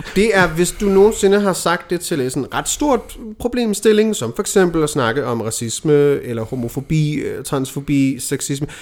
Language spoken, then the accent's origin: Danish; Denmark; her hjemme i Danmark